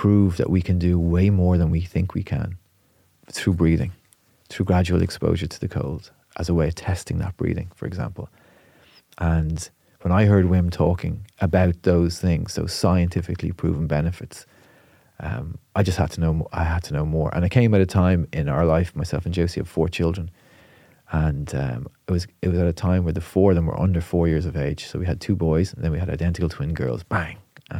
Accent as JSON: {"language": "English", "town": "Portmarnock", "region": "Leinster", "country": "Ireland", "tie": "born or raised there", "said": "But I'm from Portmarnock, you know, so as a teenager, we'd be jumping in the sea."}